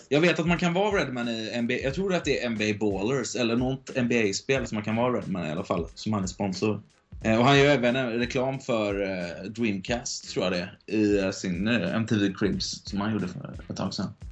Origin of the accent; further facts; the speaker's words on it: Gothenburg, Västra Götaland, Sweden; Speciellt om jag är från Göteborg.